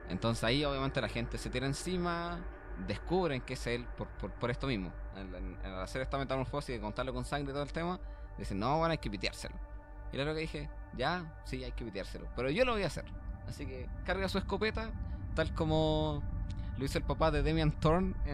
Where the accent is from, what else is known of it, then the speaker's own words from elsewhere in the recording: Vitacura, Santiago Metropolitan Region, Chile; somos de Vitacura, pues, weón